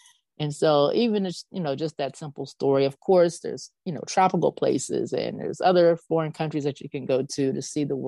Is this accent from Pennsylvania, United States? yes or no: yes; Pennsylvania, United States; We're from Pennsylvania